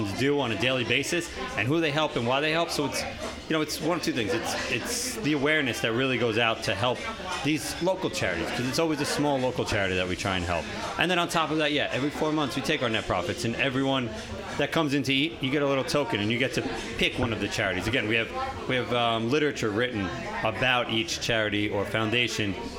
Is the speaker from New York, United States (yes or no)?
yes; West Babylon, New York, United States; now in Lindenhurst, United States; I grew up in West Babylon